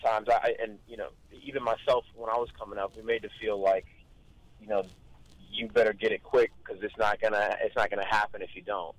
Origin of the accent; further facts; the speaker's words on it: Long Beach, California, United States; I grew up in East Long Beach.